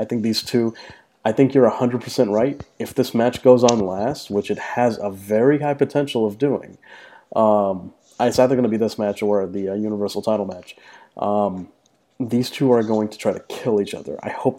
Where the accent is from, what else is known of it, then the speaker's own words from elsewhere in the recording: New York, United States; As a New Yorker